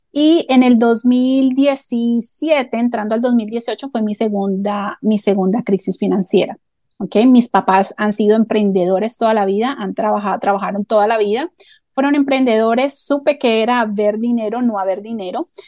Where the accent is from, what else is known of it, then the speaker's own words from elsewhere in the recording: Colombia; now in United States; soy colombiana, ¿ok? … Eh, y bueno, ya llevo más de 26 años viviendo aquí en Estados Unidos